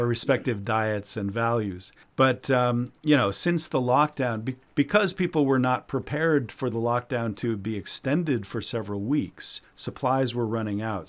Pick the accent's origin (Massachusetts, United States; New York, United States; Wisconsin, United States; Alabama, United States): Massachusetts, United States; now in China; in Massachusetts, my home state